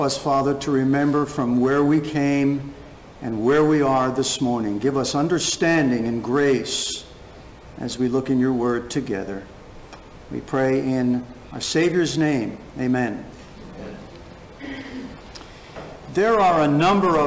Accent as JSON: {"language": "English", "town": "Clifton", "region": "New Jersey", "country": "United States", "tie": "born or raised there", "said": "my hometown up in Clifton in North Jersey"}